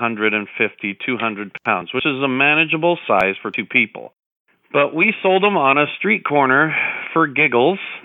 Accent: Modesto, California, United States; I am in Modesto, California. I'm living here since 1982

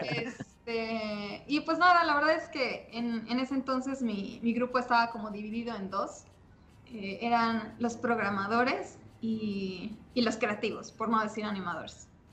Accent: Mexico; no había nadie más de México, entonces eso me, hacía sentir un poco especial. Y como buena mexicana

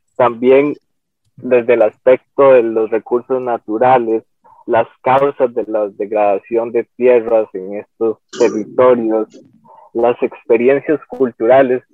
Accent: San Carlos, Alajuela, Costa Rica; also born or lived in San Vito de Coto Brus; now in San Vito, Costa Rica; Yo soy de San Carlos, vengo del CEU de San Carlos, actualmente vivo en San Vito de Cotobruz.

